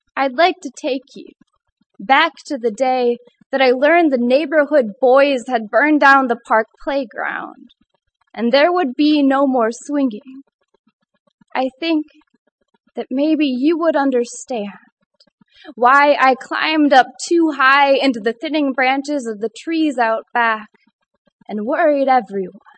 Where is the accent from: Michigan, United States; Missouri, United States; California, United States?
Michigan, United States; moved away as an adult; now in Ithaca, United States; I am from the hand state